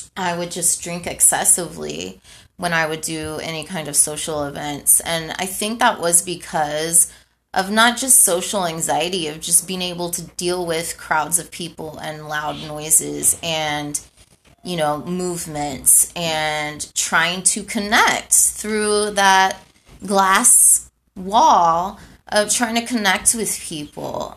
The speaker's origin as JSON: {"language": "English", "town": "Houston", "region": "Texas", "country": "United States", "tie": "born or raised there", "also_born_or_lived": "California", "moved": "as an adult", "said": "So I was raised in Houston. I grew up in Houston"}